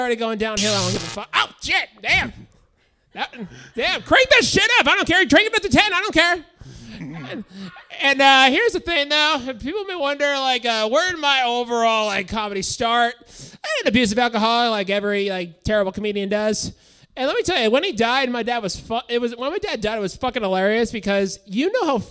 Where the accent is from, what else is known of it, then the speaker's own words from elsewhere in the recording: San Bruno, California, United States; now in Sacramento, United States; I'm from San Bruno